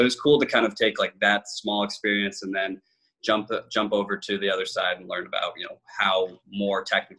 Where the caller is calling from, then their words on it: San Francisco, California, United States; San Francisco.